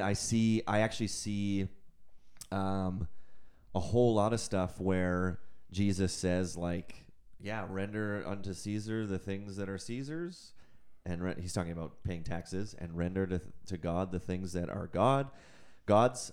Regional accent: Canada; I'm also a Canadian citizen

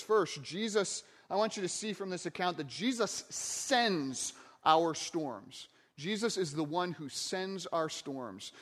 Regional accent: Michigan, United States; I grew up in Michigan, not too far from Lake Michigan

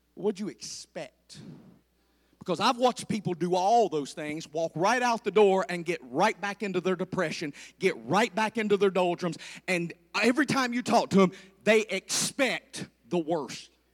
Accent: the South, United States; I'm from the South

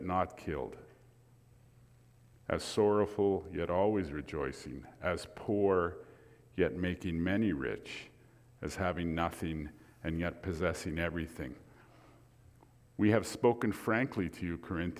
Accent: Grande Prairie, Alberta, Canada; I'm a Cree from Northern Alberta. I was born in Grand Prairie

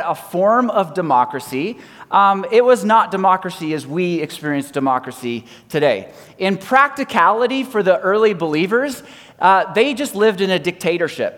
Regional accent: Canada; I'm either Canadian or I'm Christian

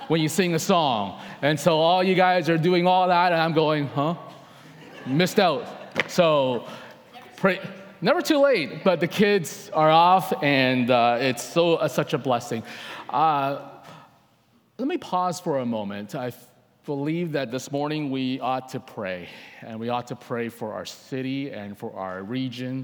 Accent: Coquitlam, British Columbia, Canada; also born or lived in Hong Kong; I lived in Coquitlam most of my life. Only the first 7 years I was not here. I was born in Hong Kong, but Coquitlam is home

